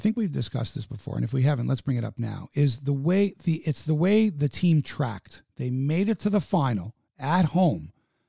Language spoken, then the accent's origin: English; Canada